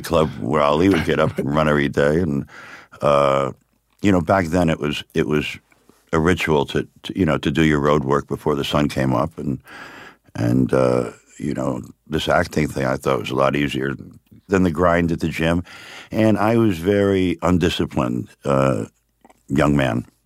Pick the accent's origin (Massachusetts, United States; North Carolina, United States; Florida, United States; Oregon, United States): Florida, United States; Miami; also born or lived in upstate New York; I was born upstate New York, right. but I was raised in Miami